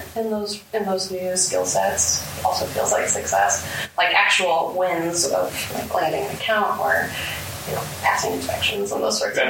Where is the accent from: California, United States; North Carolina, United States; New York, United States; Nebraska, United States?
Nebraska, United States; Omaha; also born or lived in Tennessee; I grew up in North Omaha, graduated from Omaha North before I went to school out of state